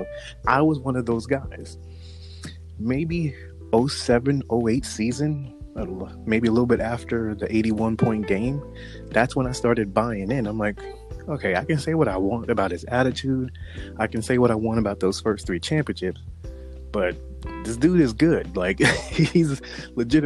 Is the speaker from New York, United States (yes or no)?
yes; New York, United States; I grew up in New York